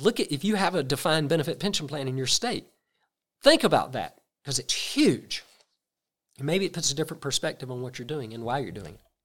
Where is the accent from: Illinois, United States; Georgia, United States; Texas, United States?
Georgia, United States; South; I'm from South Georgia, very small towns. You get a school system, it's two or three hundred employees. Where I grew up, that's the largest employer in that county